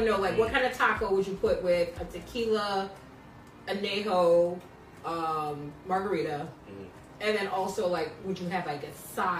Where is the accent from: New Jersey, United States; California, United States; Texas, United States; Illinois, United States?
Illinois, United States; Chicago; I'm from Chicago.